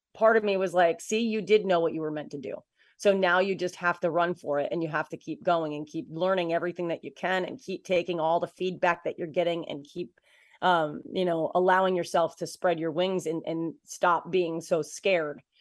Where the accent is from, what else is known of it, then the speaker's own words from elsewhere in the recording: Waterford, New York, United States; moved away as an adult; also born or lived in Boston, Massachusetts; I'm from a, a small town, uh, called Waterford, New York, and, uh, so it's just outside of Albany, New York